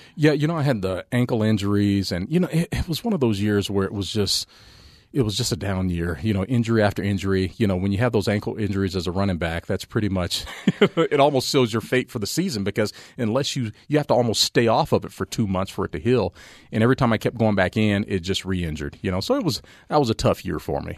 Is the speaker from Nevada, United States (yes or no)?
yes; Las Vegas, Nevada, United States; also born or lived in Altus, Oklahoma; I've grown up, you know, uh, living in Vegas. So I, I'm a Vegas guy.